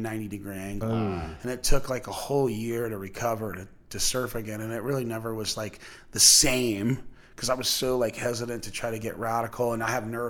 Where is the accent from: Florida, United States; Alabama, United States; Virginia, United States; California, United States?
Florida, United States; Bethune Beach; growing up in Bethune, we had easy access to the beach or the river